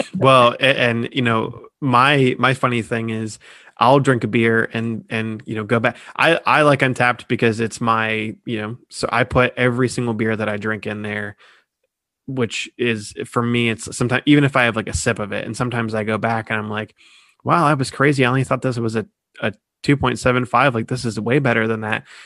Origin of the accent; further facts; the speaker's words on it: Columbus, Ohio, United States; I'm from Columbus